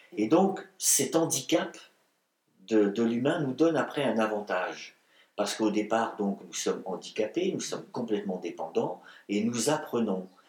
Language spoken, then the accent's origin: French; Breton, Brittany, France; je suis un breton, je suis un celte, je suis un gaulois.